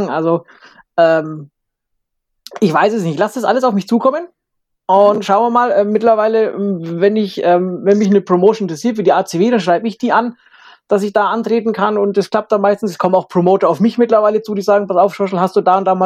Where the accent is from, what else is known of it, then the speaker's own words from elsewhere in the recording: Bavaria, Germany; Und ich habe gesagt, ey, Alex, ich bin Franke, das glaubt mir doch kein Mensch mit der Lederhose.